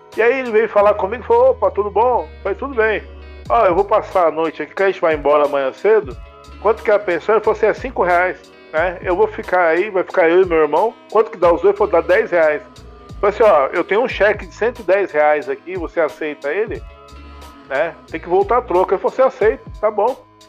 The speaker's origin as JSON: {"language": "Portuguese", "town": "Taboão da Serra", "region": "São Paulo", "country": "Brazil", "tie": "born or raised there", "moved": "yes", "lives_now": "Jundiaí, Brazil", "said": "eu sou paulistano. Eu nasci na Freicanec, em São Paulo, maternidade de São Paulo, né? Os, o meu pai é cearense, a minha mãe é de Ribeirão Preto, sertãozinho. E eu fui criado no Taboão da Serra"}